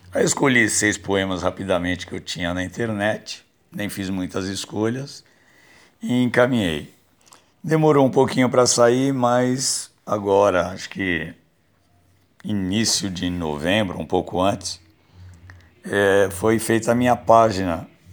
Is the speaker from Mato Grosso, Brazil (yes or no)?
no; São Paulo, Brazil; a Vila Ré, onde eu nasci, a Vila Cisper, onde eu moro